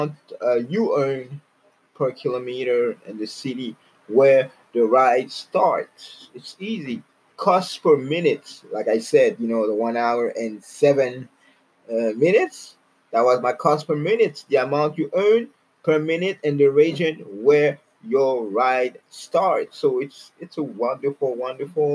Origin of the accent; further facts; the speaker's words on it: Canada; I'm from Canada